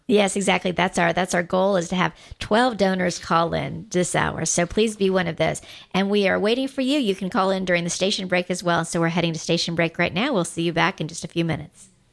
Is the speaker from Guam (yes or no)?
yes; Guam; I am from Guam